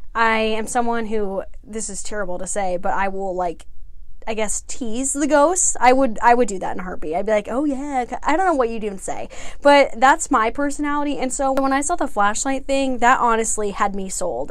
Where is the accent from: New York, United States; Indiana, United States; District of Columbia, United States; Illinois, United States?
Indiana, United States; I'm from Indiana.